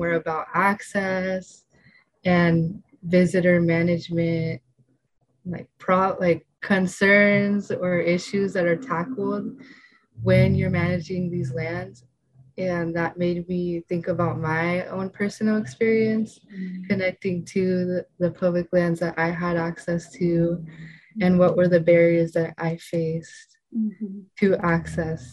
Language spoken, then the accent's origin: English; Fort Bragg, California, United States; first language Spanish; English is a second language; I grew up in Fort Bragg, going to the beach